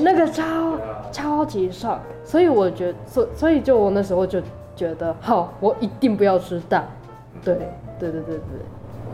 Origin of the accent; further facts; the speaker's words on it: Aichi, Japan; Chinese is a second language; moved away as an adult; now in Kaohsiung, Taiwan; 我是来自日本爱知县的。